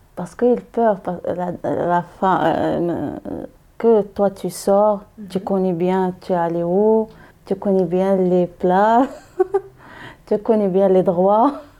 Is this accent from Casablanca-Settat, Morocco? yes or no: no; Meknes, Fès-Meknès, Morocco; French is a second language; moved away as an adult; now in Paris, France; je viens au Maroc. Au Maroc, la ville, c'est Meknes.